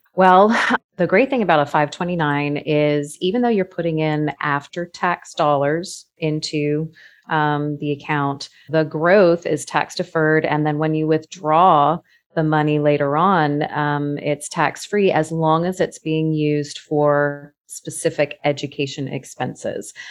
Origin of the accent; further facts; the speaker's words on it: Florida, United States; I was that kid growing up in Florida